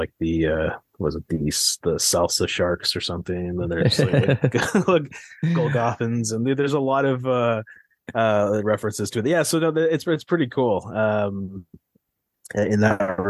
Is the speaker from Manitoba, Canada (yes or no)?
no; Mississauga, Ontario, Canada; born and raised in Mississauga at Credit Valley Hospital